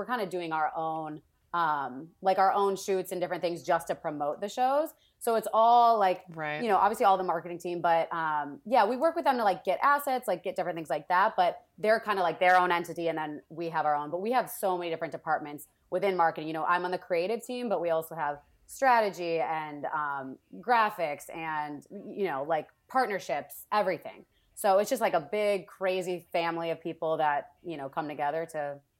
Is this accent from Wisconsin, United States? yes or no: yes; Wisconsin, United States; So, yeah, I moved from Wisconsin, took an internship at ABC, and then literally just stayed there ever since